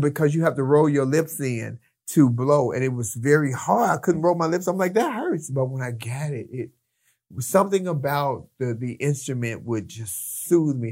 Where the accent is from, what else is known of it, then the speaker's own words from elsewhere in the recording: Chicago, Illinois, United States; moved away as an adult; also born or lived in Long Beach, California; now in Los Angeles, United States; I'm from the city of Chicago. I'm from Chicago.